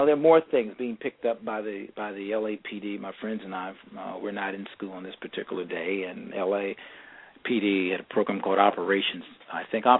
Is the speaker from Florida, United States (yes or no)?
no; Los Angeles, California, United States; growing up in the Crenshaw District of Los Angeles